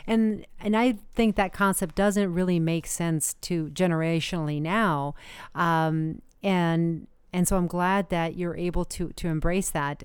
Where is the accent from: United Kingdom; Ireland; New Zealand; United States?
United States; I am a very proud American